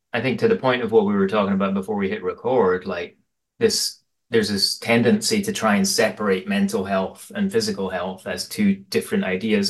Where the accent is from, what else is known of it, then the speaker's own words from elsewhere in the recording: Aberdeen, Scotland, United Kingdom; now in Portland, United States; I grew up in Aberdeen in Scotland in the eighties